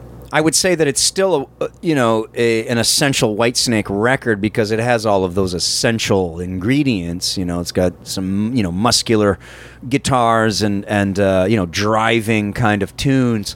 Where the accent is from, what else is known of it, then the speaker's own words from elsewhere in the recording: Worcester County, Massachusetts, United States; born and raised right outside of Worcester County